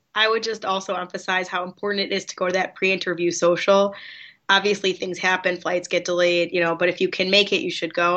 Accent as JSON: {"language": "English", "town": "Chicago", "region": "Illinois", "country": "United States", "tie": "born or raised there", "said": "I grew up in Chicago."}